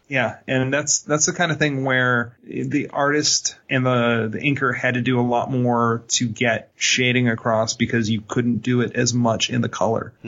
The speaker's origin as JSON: {"language": "English", "country": "Ireland", "said": "I'm an Irishman."}